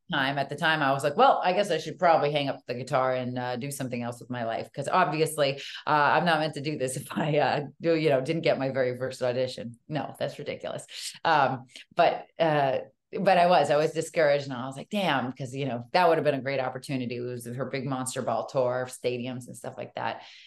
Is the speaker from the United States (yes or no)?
yes; Natick, Massachusetts, United States; moved away; also born or lived in Hollywood; I grew up in Natick